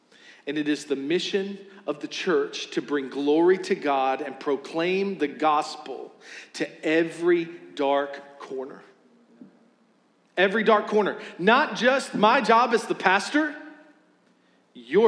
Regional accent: West Virginia, United States; now in Richmond, United States; I'm from West Virginia. I've got roots there

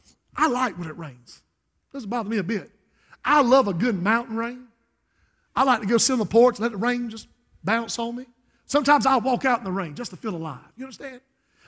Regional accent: Society Hill, United States; But when I was raised in Society Hill, if a storm was coming up, you unplugged everything.

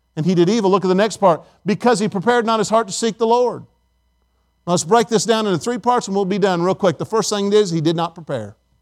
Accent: Indiana, United States; now in Tennessee, United States; I'm from Indiana

